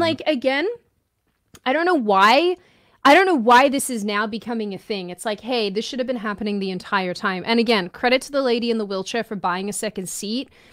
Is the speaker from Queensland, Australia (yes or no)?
no; Victoria, Australia; now in United States; growing up in Australia